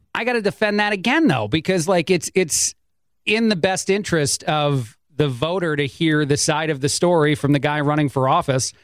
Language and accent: English; East Coast, United States; moved away; I grew up on the East Coast